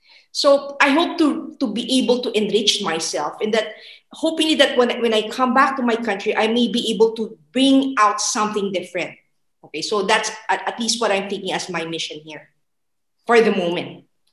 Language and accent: English; Philippines; moved away as an adult; now in Czech Republic; I come from the Philippines